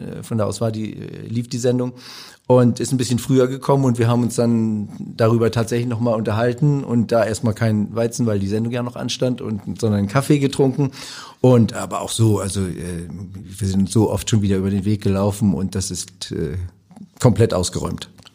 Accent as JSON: {"language": "German", "town": "Büdelsdorf", "region": "Schleswig-Holstein", "country": "Germany", "tie": "born or raised there", "also_born_or_lived": "Rendsburg / Kiel", "moved": "yes", "said": "ich bin gebürtiger Rendsburger in Büdelsdorf groß geworden"}